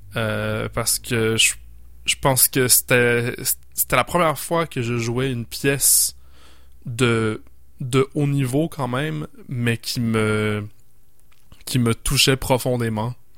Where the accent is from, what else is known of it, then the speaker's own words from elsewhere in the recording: Montreal, Quebec, Canada; now in Quebec City, Canada; J'ai grandi à Montréal. Et euh, je suis arrivé à Québec euh, en 2014 pour le conservatoire de musique